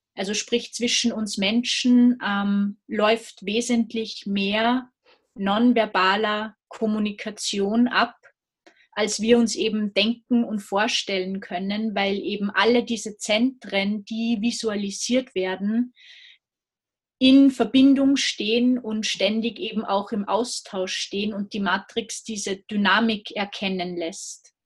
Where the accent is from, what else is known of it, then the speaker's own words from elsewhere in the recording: Salzburg, Austria; ich komme aus Österreich, aus Salzburg